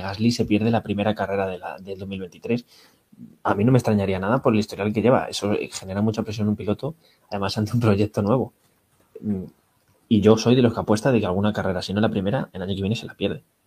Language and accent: Spanish; Spain